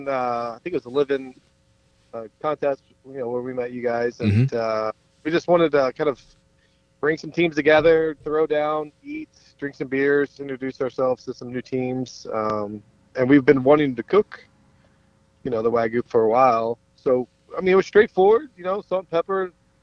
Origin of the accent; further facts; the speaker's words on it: Kentucky, United States; also born or lived in New York; now in Minnesota, United States; I'm in Minnesota currently. I'm originally from Kentucky as well